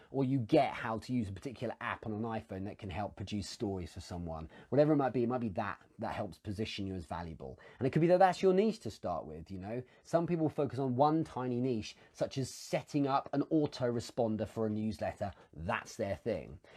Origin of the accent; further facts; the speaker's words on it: England, United Kingdom; as an Englishman